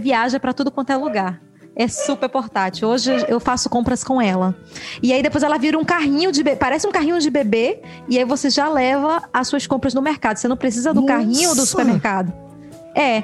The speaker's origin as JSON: {"language": "Portuguese", "country": "Brazil", "moved": "as an adult", "said": "eu venho do Brasil"}